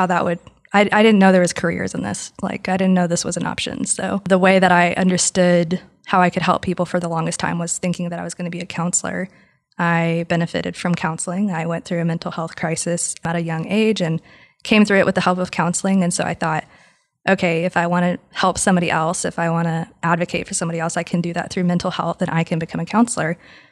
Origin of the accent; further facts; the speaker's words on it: West Texas, United States; also born or lived in Lubbock; I'm from West Texas